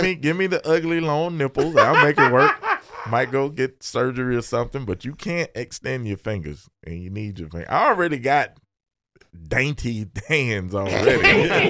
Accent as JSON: {"language": "English", "town": "Opelika", "region": "Alabama", "country": "United States", "tie": "born or raised there", "said": "I was born in Opelika"}